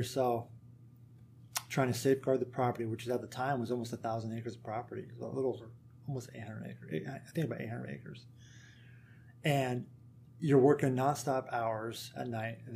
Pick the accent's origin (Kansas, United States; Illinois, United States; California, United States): Kansas, United States; moved away; I'm from Kansas, so I'm used to a country. I grew up on a country environment